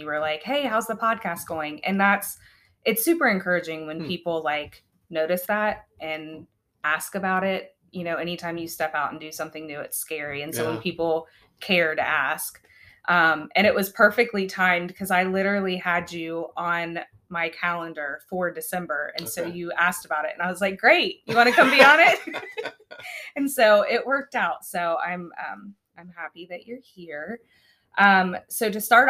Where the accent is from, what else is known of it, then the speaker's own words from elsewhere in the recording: Chillicothe, Ohio, United States; as somebody who did grow up here